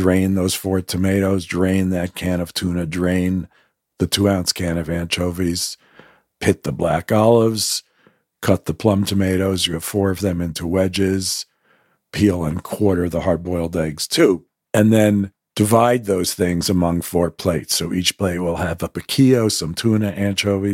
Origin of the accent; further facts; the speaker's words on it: United States; I grew up as an American Jew